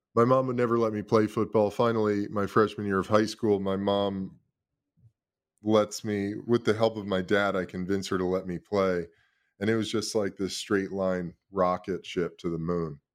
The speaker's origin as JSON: {"language": "English", "town": "Los Angeles", "region": "California", "country": "United States", "tie": "born or raised there", "also_born_or_lived": "Brooklyn, New York City, United States", "said": "I was born in New York City, lived in Brooklyn till I was ten years old, parents got divorced when I was seven. My mom moved my brother and I out to Los Angeles when I was ten"}